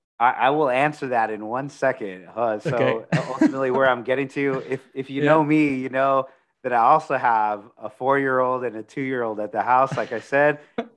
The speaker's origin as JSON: {"language": "English", "town": "Corpus Christi", "region": "Texas", "country": "United States", "tie": "born or raised there", "lives_now": "San Antonio, United States", "said": "And I originally from Corpus Christi. So I grew up near the beach"}